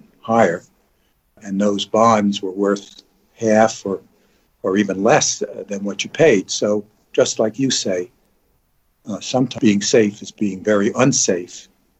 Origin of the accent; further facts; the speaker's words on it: New York City, New York, United States; I grew up in New York City.